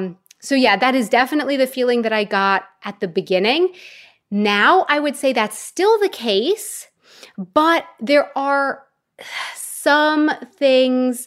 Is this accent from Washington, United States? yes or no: no; West Palm Beach, Florida, United States; moved away as an adult; also born or lived in Prague; now in Munich, Germany